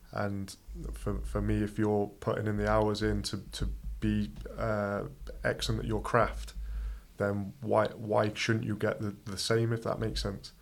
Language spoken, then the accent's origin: English; Coventry, West Midlands, United Kingdom; now in Iceland; I'm from Coventry, a small village outside of there, but yeah, Coventry not too far from Birmingham.